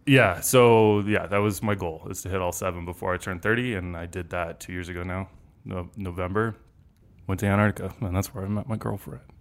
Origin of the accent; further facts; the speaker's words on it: Denver, Colorado, United States; moved away as an adult; also born or lived in Los Angeles; I grew up here in Denver